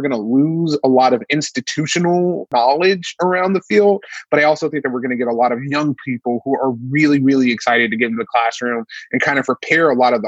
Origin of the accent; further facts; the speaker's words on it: Mississippi, United States; also born or lived in Washington State; now in Washington, United States; I'm also a child of the South. I'm originally from Mississippi